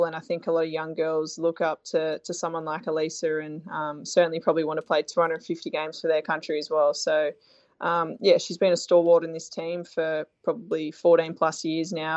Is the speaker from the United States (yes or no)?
no; Australia; us Australian cricketers